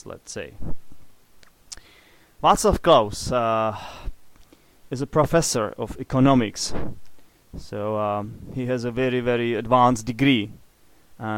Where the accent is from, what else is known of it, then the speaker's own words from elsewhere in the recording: Czechia; English is a second language; I'm an atheist, which is something typical for the Czech Republic